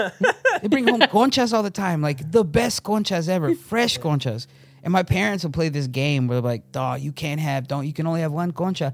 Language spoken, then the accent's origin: English; Stockton, California, United States; moved away; yeah, from Stockton. Yeah, that's where I grew up, man.